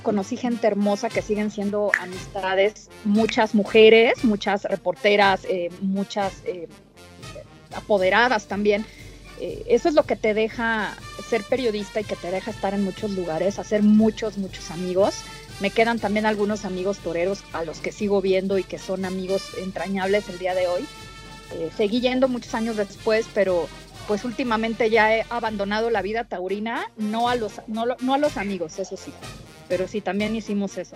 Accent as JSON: {"language": "Spanish", "country": "Mexico", "said": "como mexicano"}